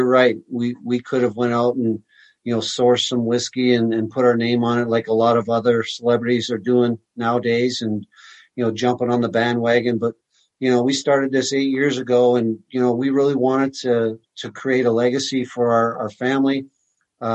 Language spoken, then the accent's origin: English; Canada; growing up in Canada, you know, as a young Canadian boy, I was born in 65